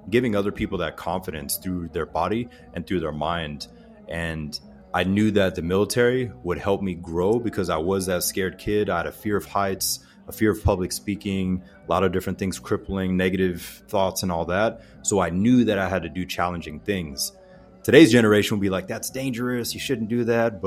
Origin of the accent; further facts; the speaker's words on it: Pensacola, Florida, United States; I grew up in the South, so I don't know if we're still in the world record books, but Pensacola, Florida, and that whole panhandle area